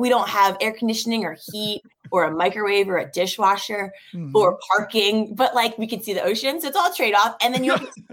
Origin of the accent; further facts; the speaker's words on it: Annapolis, Maryland, United States; moved away as an adult; now in Orange County, United States; Born and raised in Annapolis, Maryland